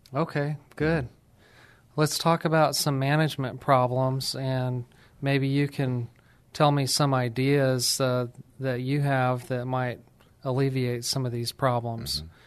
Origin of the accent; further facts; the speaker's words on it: New Mexico, United States; I'm from New Mexico and from a small town there